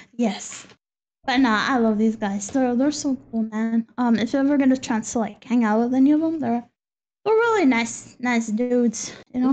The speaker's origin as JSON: {"language": "English", "region": "Texas", "country": "United States", "tie": "born or raised there", "moved": "yes", "lives_now": "Spain", "said": "it's the first time I've been out of Texas"}